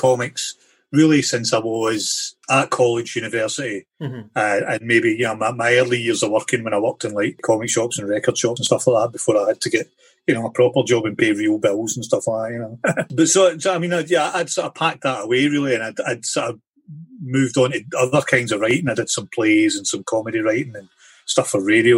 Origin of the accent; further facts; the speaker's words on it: Ayrshire, Scotland, United Kingdom; I grew up in Ayrshire in Scotland